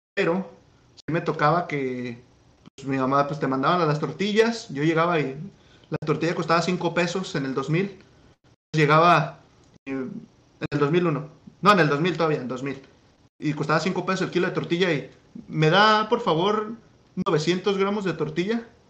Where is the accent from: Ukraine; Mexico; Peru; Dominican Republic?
Mexico; Guadalajara, Jalisco; moved away as an adult; now in United States; soy de Guadalajara